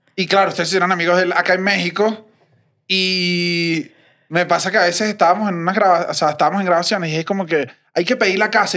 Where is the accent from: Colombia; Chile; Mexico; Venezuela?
Venezuela; moved away; como venezolanos